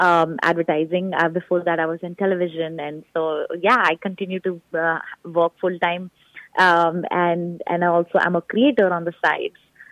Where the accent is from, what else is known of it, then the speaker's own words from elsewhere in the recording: Rajasthan, India; now in Houston, United States; I grew up in Rajasthan. I was born and raised in Rajasthan.